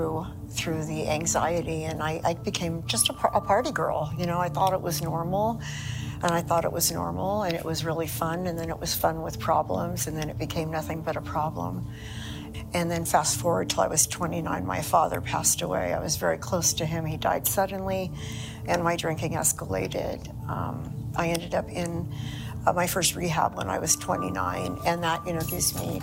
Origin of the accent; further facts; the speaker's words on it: Millbrae, California, United States; also born or lived in Toronto, Canada / Ireland; We moved to California when I was 3. I grew up in Millbrae, California